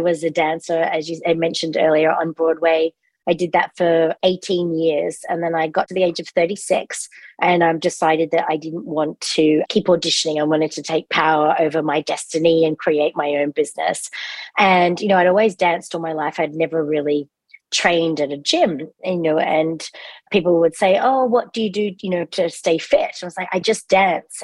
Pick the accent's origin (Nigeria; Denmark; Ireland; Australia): Australia; accent: Australian; moved away as an adult; also born or lived in England / London; now in United States; I was born in England, but grew up in Australia.